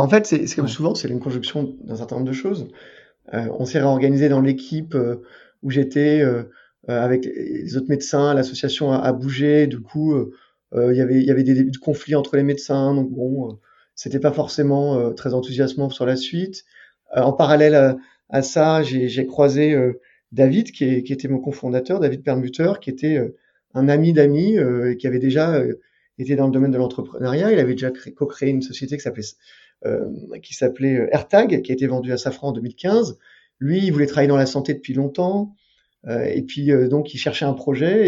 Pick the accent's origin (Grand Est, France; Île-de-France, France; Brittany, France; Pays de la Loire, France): Île-de-France, France; Paris; J'étais en terminale dans un lycée parisien parce que j'ai grandi à Paris